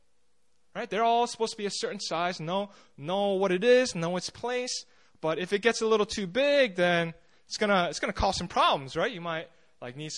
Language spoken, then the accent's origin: English; New Jersey, United States; moved away; when I grew up in the States, I grew up in New Jersey